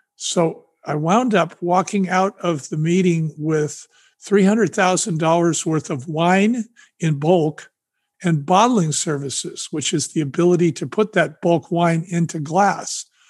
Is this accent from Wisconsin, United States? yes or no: no; San Francisco, California, United States; also born or lived in Sonoma County, California; I'm from San Francisco, California